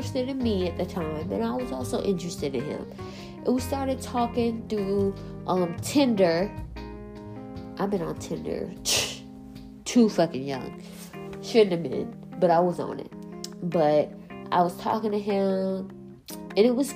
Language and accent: English; South Carolina, United States; I'm from South Carolina